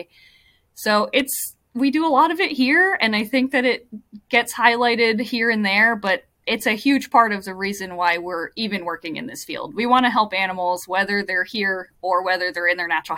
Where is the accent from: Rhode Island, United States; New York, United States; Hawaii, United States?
Hawaii, United States; moved away; I grew up in Hawaii